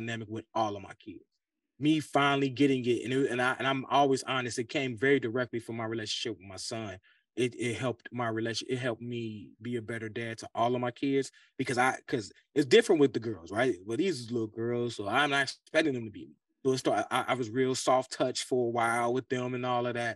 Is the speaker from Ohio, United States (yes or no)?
yes; Cincinnati, Ohio, United States; growing up in Cincinnati, Ohio